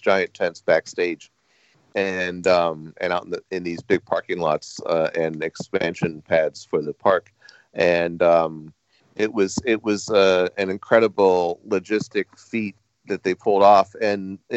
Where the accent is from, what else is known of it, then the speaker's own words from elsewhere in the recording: Anaheim, California, United States; I grew up in Anaheim near Disneyland